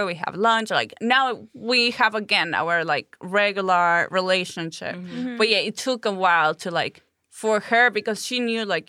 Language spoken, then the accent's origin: English; Chihuahua, Mexico; English is a second language; moved away as an adult; in my hometown in Chihuahua